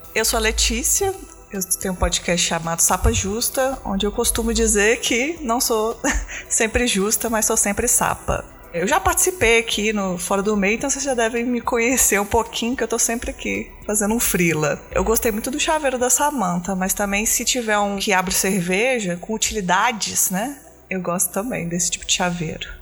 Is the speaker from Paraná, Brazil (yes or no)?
no; Belo Horizonte, Minas Gerais, Brazil; eu também não sou de São Paulo, não, sou de Belo Horizonte